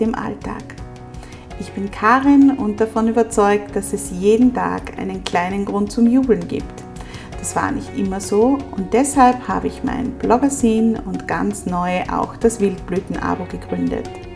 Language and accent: German; Vienna, Austria; gerade bei uns in Wien jetzt